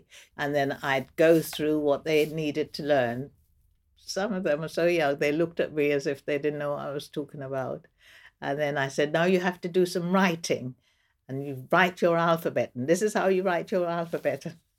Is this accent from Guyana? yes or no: yes; Vredenhoop, Essequibo Islands-West Demerara, Guyana; also born or lived in Georgetown; now in London, United Kingdom; I was born in Georgetown, Guyana, but I didn't actually grow up in Georgetown. I grew up in the country in this place called Vredenhoop, which is on the west bank of the Demerara River.